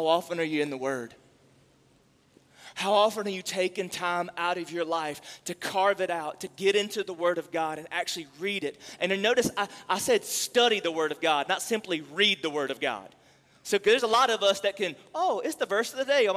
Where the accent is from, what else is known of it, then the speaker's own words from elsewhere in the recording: the South, United States; we grew up in the South